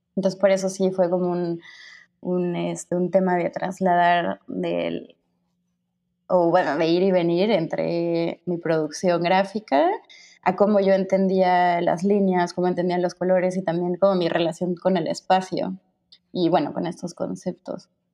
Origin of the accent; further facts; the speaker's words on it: Cuernavaca, Morelos, Mexico; moved away as an adult; also born or lived in Mexico City / Cancún / Mazatlán / Catalonia, Spain; now in Spain; nací en el DF, pero nunca viví ahí hasta la universidad crecí dos años en Cancún, luego unos años en, Mazatlán y luego ya toda mi vida en Cuerna hasta que me fui en la universidad al, al defectuoso